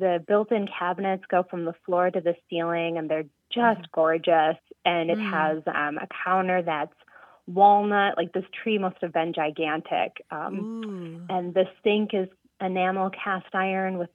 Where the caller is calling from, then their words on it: Columbus, Wisconsin, United States; I'm calling from Columbus, Wisconsin